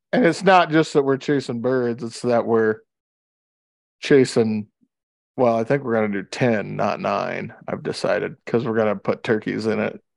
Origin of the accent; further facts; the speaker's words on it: Louisiana, United States; moved away; when I grew up in Louisiana